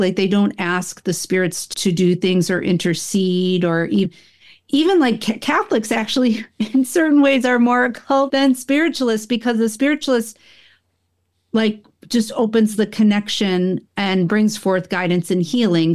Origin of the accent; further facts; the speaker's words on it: Buffalo, New York, United States; also born or lived in Rochester; when I grew up in upstate New York, I'm from the Buffalo area